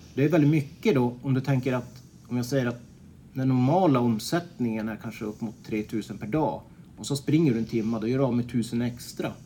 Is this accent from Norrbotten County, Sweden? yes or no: yes; Piteå, Norrbotten County, Sweden; moved away as an adult; now in Örebro, Sweden; jag kommer från Piteå ursprungligen men flyttade ifrån som, som 18-åring